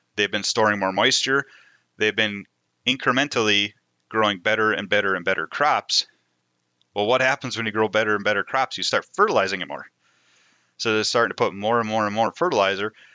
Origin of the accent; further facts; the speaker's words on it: Moorhead, Minnesota, United States; also born or lived in Devils Lake area, North Dakota; I grew up in the Red River Valley, just outside of Fargo Moorhead on the Minnesota side